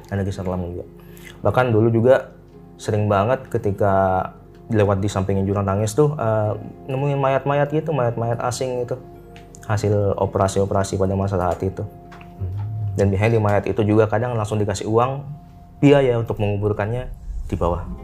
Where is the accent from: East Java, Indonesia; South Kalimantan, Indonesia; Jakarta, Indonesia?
East Java, Indonesia; Situbondo; di daerah saya nih di Situbondo